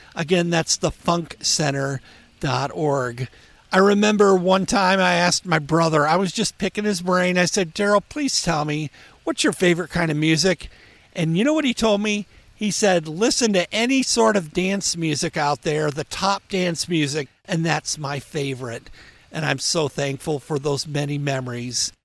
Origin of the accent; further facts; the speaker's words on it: Springfield, Ohio, United States; my hometown is Springfield, Ohio